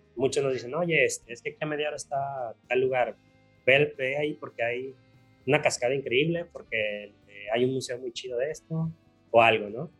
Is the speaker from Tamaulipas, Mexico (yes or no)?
no; Guadalajara, Jalisco, Mexico; yo soy Tapatío